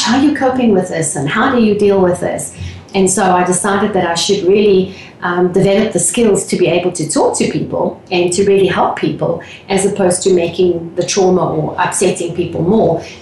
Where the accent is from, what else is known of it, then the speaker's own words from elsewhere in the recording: South Africa; moved away as an adult; also born or lived in England / London; now in Texas, United States; I was born and raised in South Africa